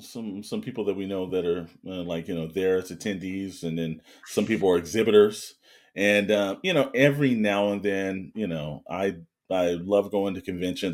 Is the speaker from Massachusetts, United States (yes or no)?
no; California, United States; we're from California.